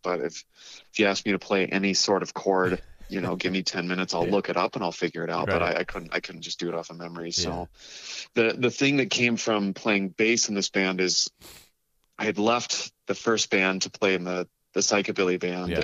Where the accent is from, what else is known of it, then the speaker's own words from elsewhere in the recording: Carlsbad, California, United States; also born or lived in Colorado; I grew up in North County, San Diego, in a town called Carlsbad. Uh, moved there when I was about eight years old from Colorado and kind of stayed in San Diego for most of my life past